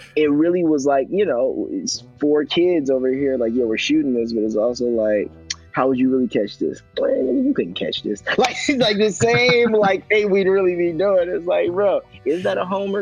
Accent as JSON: {"language": "English", "town": "Chicago", "region": "Illinois", "country": "United States", "said": "I come from Southside Chicago"}